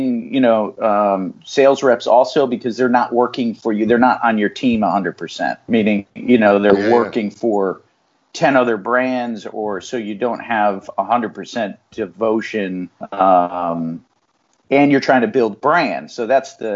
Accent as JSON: {"language": "English", "town": "New Haven", "region": "Connecticut", "country": "United States", "tie": "born or raised there", "said": "I was born here in New Haven, and most of my family's in this area."}